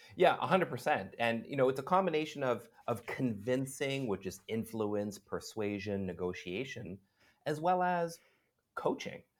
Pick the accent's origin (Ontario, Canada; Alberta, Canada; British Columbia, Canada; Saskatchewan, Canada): British Columbia, Canada; Vancouver; moved away as an adult; also born or lived in Montreal / Ottawa; now in Singapore; I'm from Vancouver, and I lived in Montreal, I lived in Ottawa.